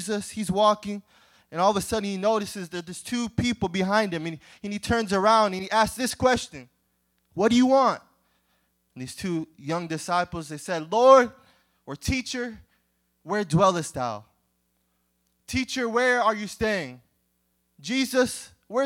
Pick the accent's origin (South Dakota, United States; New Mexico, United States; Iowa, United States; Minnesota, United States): Iowa, United States; I'm from Iowa